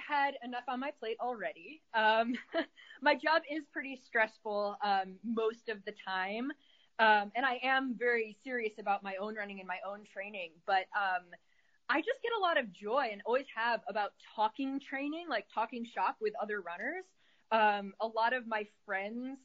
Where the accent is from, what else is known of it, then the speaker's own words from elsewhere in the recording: Syracuse, New York, United States; now in Arizona, United States; I live in Arizona, but my company is based in upstate New York, where I'm from originally